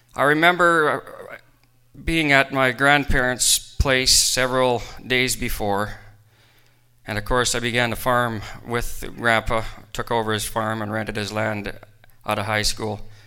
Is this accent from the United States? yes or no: no; Rocanville, Saskatchewan, Canada; I left my hometown of Rocanville